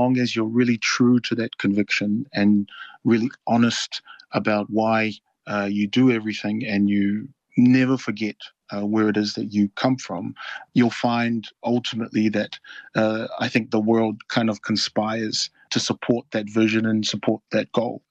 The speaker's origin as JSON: {"language": "English", "region": "Auckland", "country": "New Zealand", "tie": "born or raised there", "also_born_or_lived": "Noumea, New Caledonia", "said": "I was born in Noumea, capital city of New Caledonia, and my family moved to New Zealand when I was around maybe 5 or 6 years old. We settled in Papatoetoe, which is a suburb in South Auckland, and I'm really grateful that my family placed our roots in South Auckland. I'm so proud to have grown up in that community"}